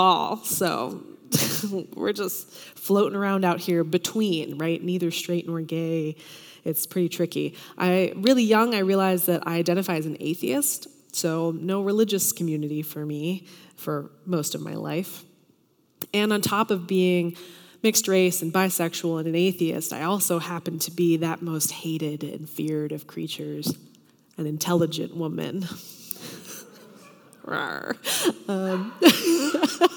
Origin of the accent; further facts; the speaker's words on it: Tennessee, United States; moved away; I'm from Tennessee originally